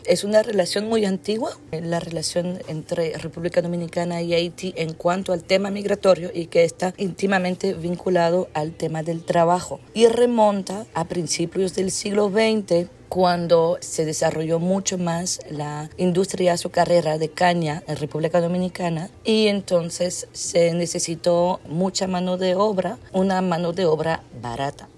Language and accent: Spanish; Belgium; moved away; soy antropóloga, soy de Bélgica